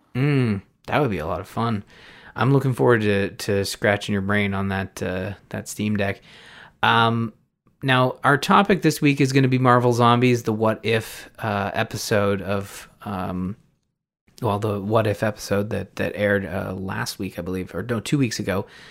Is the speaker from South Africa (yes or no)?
no; Canada; as a Canadian